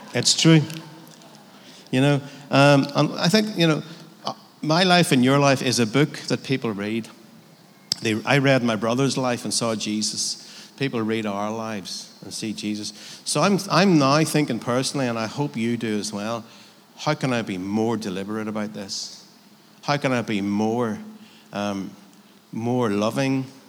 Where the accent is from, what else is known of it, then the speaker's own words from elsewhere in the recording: Northern Ireland, United Kingdom; I'm from Northern Ireland